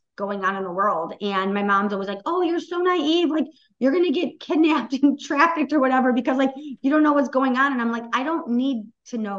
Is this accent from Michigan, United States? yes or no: yes; Oxford, Michigan, United States; we had a huge Oxford school shooting in my hometown 2 years ago today